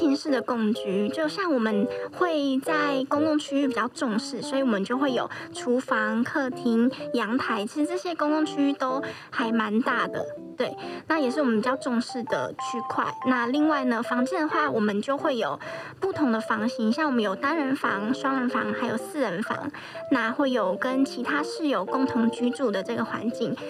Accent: Kaohsiung, Taiwan; now in Taipei, Taiwan; 那我本身是高雄人，也是北漂的青年。

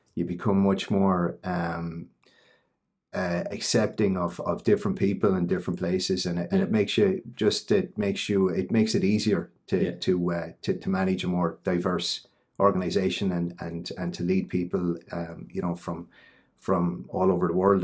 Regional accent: Ballinabrannagh, Carlow, Leinster, Ireland; I'm from Ballinabrana in Carlow. I'm, I'm a Carlow person.

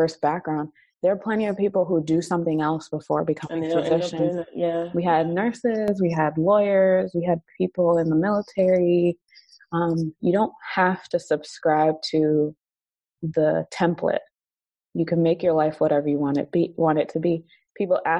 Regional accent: Nigeria; being Nigerian

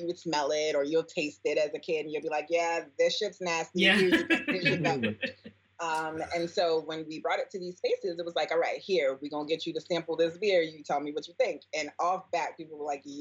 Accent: New York City, New York, United States; Born and raised in the Bronx

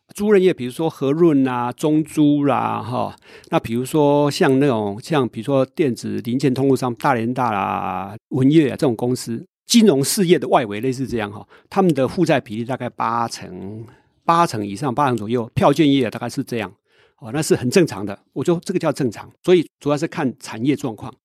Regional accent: Taiwan; 我是一个台湾人呢，我不是美国人

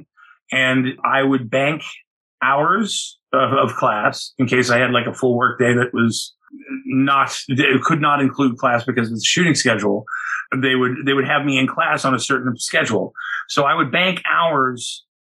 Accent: Malibu, California, United States; I grew up in Malibu.

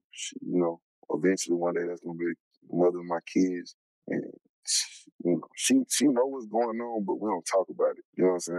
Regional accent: Charlotte, North Carolina, United States; I'm from Charlotte, North Carolina. Born and raised, you know, the east side.

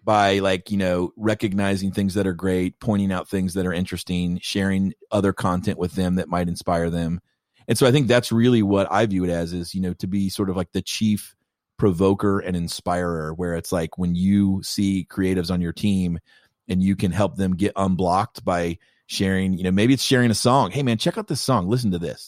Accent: Kentucky, United States; I'm from Kentucky

